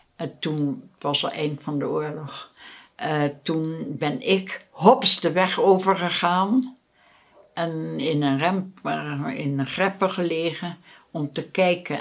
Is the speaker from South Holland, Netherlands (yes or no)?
yes; Rotterdam, South Holland, Netherlands; Ik ben opgegroeid in Rotterdam op de Beukersdijk